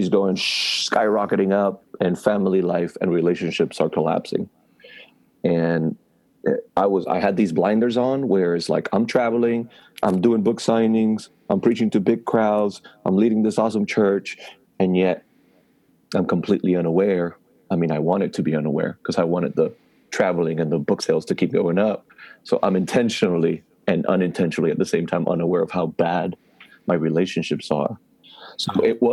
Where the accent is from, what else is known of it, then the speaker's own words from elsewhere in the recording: Puerto Rico; moved away; being born and raised in Puerto Rico, not in a Christian background